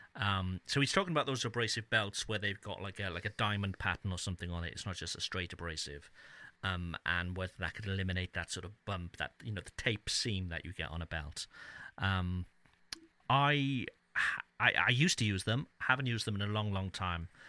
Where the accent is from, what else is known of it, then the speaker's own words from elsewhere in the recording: Cardiff, Wales, United Kingdom; my hometown of Cardiff